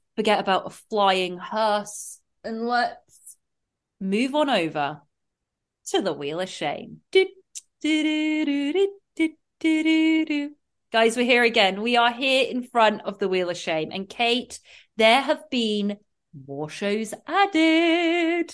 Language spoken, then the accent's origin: English; England, United Kingdom; excuse my accent